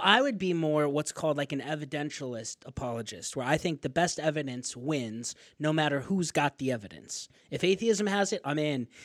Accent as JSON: {"language": "English", "region": "northern Arizona", "country": "United States", "tie": "born or raised there", "said": "I'm from Arizona, so I grew up in northern Arizona"}